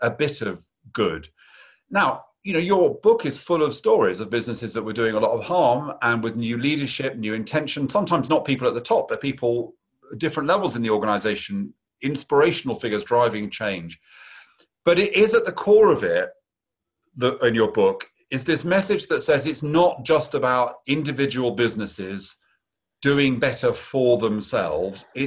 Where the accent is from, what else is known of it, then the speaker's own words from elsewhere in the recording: United Kingdom; I say that as a Brit